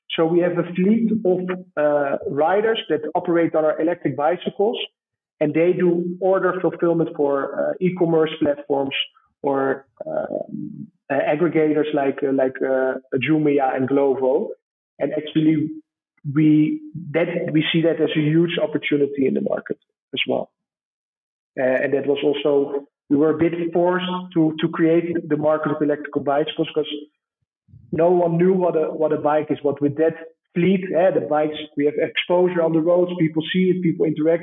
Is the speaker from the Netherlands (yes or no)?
yes; Amsterdam, North Holland, Netherlands; accent: Dutch; English is a second language; moved away as an adult; now in Kenya; my hometown in Amsterdam